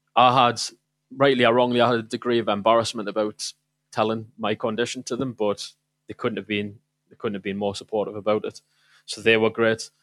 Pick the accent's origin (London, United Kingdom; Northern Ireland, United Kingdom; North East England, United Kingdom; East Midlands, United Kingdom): North East England, United Kingdom; South Shields; moved away as an adult; also born or lived in Manchester; I went back home to, um, to my mother's house in South Shields at the time. I was visiting from Manchester